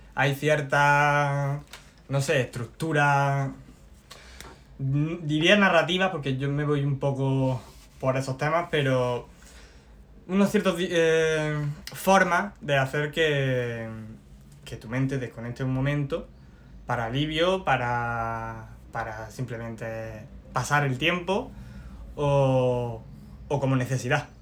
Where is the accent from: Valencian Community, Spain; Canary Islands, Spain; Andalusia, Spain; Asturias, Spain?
Andalusia, Spain; Loja; Vengo de Loja. Vengo de. de una, un barrio tranquilo.